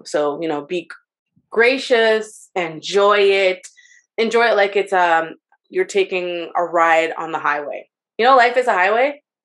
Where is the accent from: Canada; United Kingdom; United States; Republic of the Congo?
Canada; Montreal, Quebec; I'm Canadian, born and raised